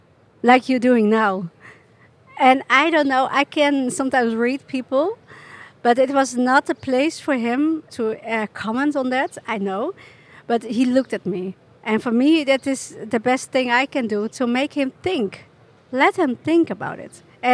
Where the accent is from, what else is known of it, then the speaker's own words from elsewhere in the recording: Chile; born there; I was born in Chile, and 10 minutes after I was born, I was taken by nuns